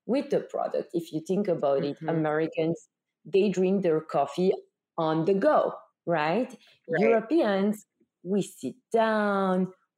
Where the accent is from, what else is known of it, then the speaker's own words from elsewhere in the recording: Belgium; moved away; you hear it from my accent, I'm from Belgium.